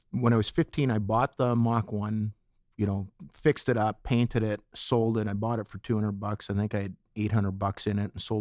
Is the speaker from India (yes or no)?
no; Etobicoke, Ontario, Canada; Yeah, just outside Etobicoke.